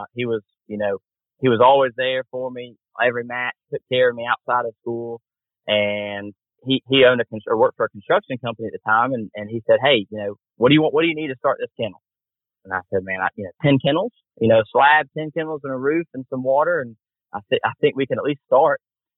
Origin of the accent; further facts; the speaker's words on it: Warrington, Georgia, United States; born there; I was born in Warrington, and he lived in Warrington, Georgia.